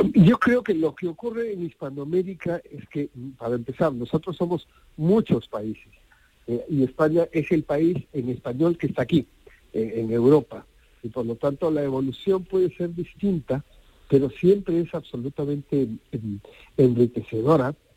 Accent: Arequipa, Peru; moved away as an adult; now in Spain; mi ciudad natal, Arequipa

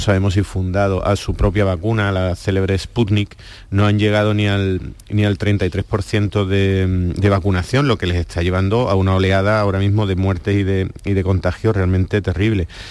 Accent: Andalusia, Spain

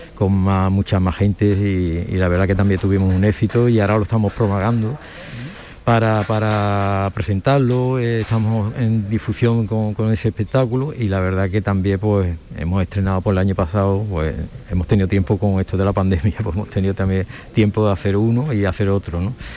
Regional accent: Alcalá de Guadaíra, Andalusia, Spain; yo he nacido allí y me he criado allí

